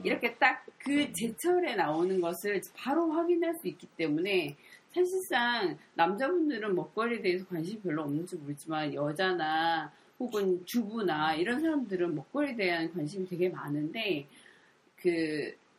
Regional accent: Gyeongsang, South Korea; moved away as an adult; also born or lived in Seoul; now in Gyeongju, South Korea; 제가 경상도에서 자랐지만

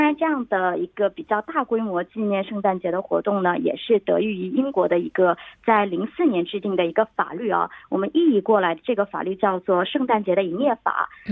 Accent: China; 我们中国人

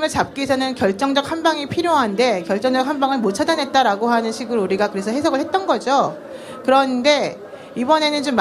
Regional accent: Seoul, South Korea; 전농동에서 태어났습니다.

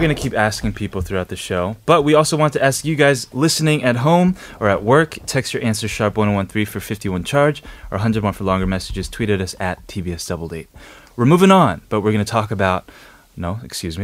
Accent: New York, United States; moved away; I was born and raised in New York, and I was in ESL until the third grade.

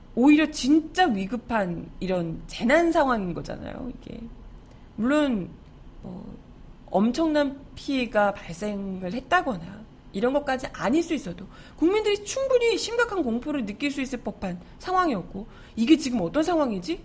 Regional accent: Busan, South Korea; moved away; 저도 이제 고향이 부산이다 보니까

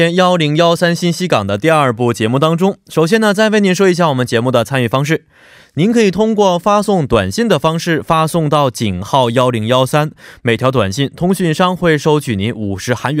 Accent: China; 我是中国人，你觉得可能吗？

